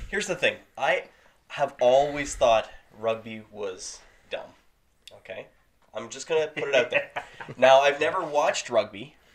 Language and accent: English; Canada; We're Canadian filmmakers